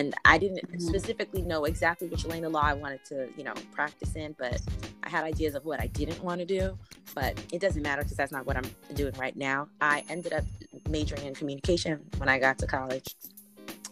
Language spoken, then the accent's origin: English; New Jersey, United States; now in New York City, United States; I'm from New Jersey